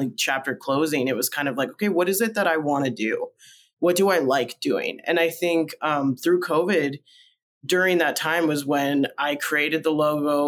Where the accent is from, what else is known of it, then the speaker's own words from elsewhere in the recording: Minnesota and Nebraska, Midwest, United States; first language Spanish; moved away as an adult; also born or lived in Colombia; now in Portland, United States; I grew up in the Midwest, Minnesota and Nebraska primarily